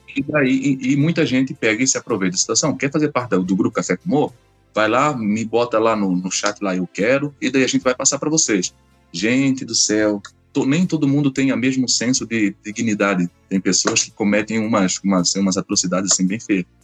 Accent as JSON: {"language": "Portuguese", "town": "Florianópolis", "region": "Santa Catarina", "country": "Brazil", "said": "sou aqui de Florianópolis"}